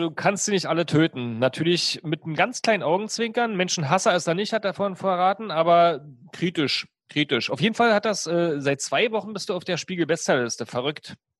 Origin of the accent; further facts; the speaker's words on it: East Germany, Germany; Ich komme ja aus der DDR